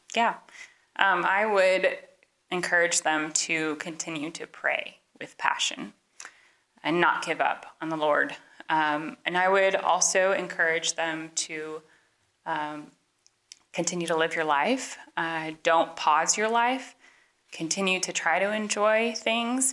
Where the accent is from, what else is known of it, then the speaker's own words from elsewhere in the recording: Portland, Oregon, United States; moved away as an adult; now in Kansas, United States; we are from Portland, Oregon originally